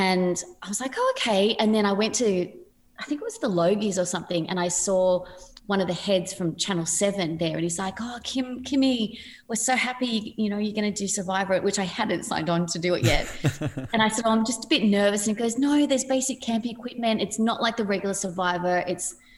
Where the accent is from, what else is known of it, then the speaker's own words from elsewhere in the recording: Sydney, New South Wales, Australia; And I come from Padstow Heights, which is a pretty small place